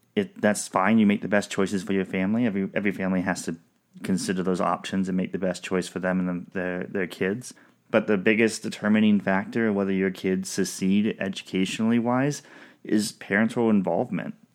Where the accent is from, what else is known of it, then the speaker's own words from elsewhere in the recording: Southwest Washington, United States; we grew up in Southwest Washington